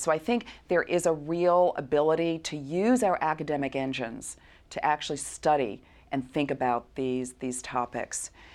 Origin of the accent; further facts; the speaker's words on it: New York City, New York, United States; I'm from Brooklyn, New York